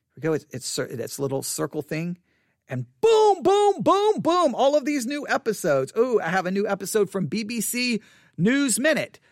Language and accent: English; United States; I'm an American